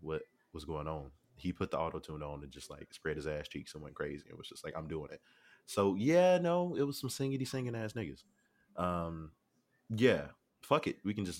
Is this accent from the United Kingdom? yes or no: no; Canada; Stop hating on me. I'm Canadian.